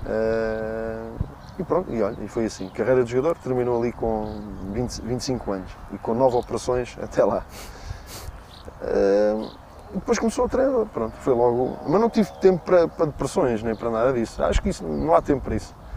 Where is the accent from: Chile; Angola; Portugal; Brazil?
Portugal; Torres Novas, Centro; eu nasci em Torres Novas